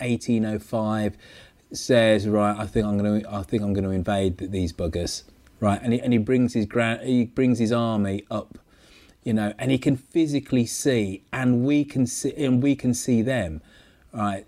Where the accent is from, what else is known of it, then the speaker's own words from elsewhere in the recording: Birmingham, West Midlands, United Kingdom; my hometown of Birmingham